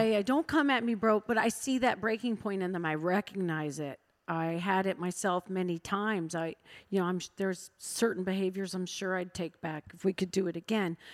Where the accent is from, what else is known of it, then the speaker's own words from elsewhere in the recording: Iowa, United States; now in Washington, D.C., United States; I'm from Iowa